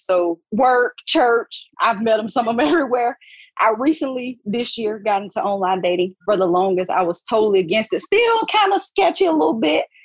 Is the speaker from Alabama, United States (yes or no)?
yes; Alabama, United States; now in Gastonia, United States; I'm originally from Alabama